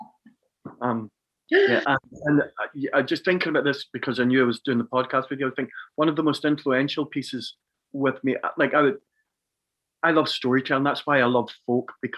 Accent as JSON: {"language": "English", "town": "Glasgow", "region": "Scotland", "country": "United Kingdom", "tie": "born or raised there", "also_born_or_lived": "London / Dublin", "moved": "yes", "said": "I was born in Glasgow of Donegal parents"}